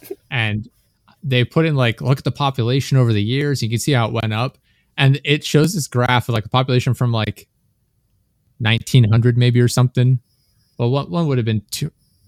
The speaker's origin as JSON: {"language": "English", "region": "Pennsylvania", "country": "United States", "said": "because we're from Pennsylvania."}